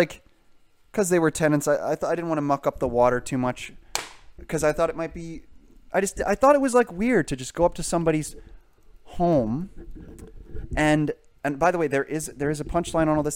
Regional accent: United Kingdom; now in Canada; I am British

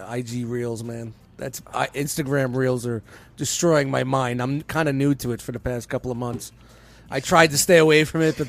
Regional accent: New York City, New York, United States; I'm from Brooklyn.

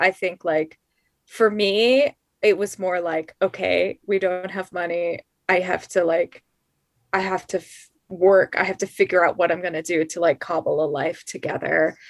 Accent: Colorado Springs, Colorado, United States; I'm from Colorado Springs, which is like the evangelical

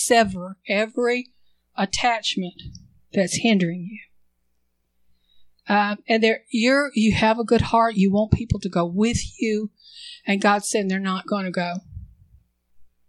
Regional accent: United States; I'm an American

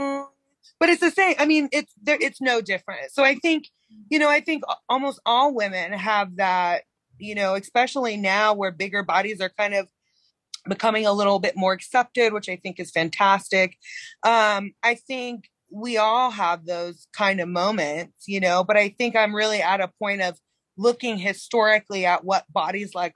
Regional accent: North Carolina, United States; now in Oregon, United States; I'm from North Carolina

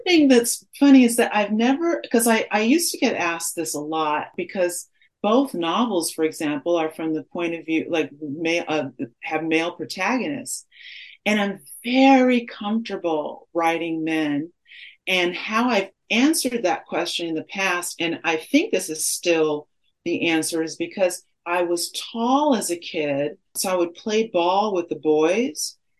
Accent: Los Angeles, California, United States; I grew up in Baldwin Hills and I was bused for elementary school in Bel Air

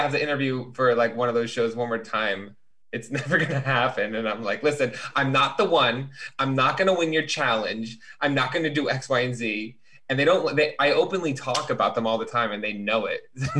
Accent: Chicago, Illinois, United States; Bitch, I'm from Chicago.

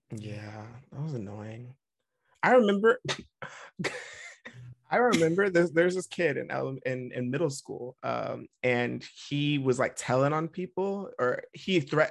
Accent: Vacaville, California, United States; We grew up in Vacaville, and there were not a lot of black families

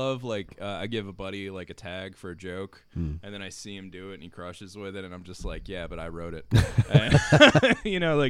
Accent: Gainesville, Florida, United States; Yeah, I'm from Gainesville. Parents are both from, you know, Newberry and Archer.

